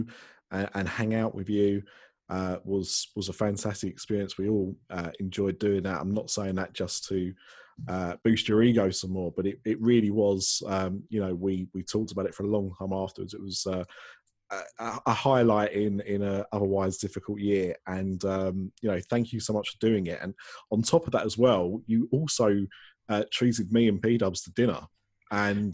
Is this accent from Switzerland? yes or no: no; United Kingdom